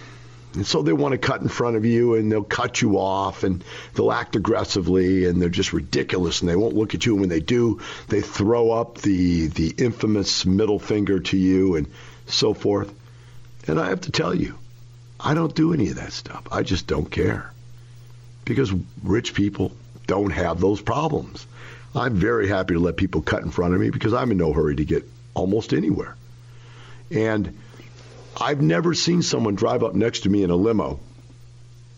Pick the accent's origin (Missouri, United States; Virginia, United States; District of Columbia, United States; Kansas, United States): Missouri, United States; Florissant; moved away; I grew up in Florissant, Missouri. That is one block from Ferguson, Missouri.